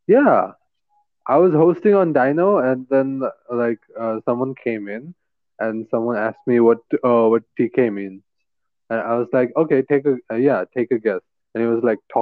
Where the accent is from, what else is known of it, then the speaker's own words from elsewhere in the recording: Bangladesh; now in Malaysia; I'm originally from Bangladesh, and now I'm staying in Malaysia.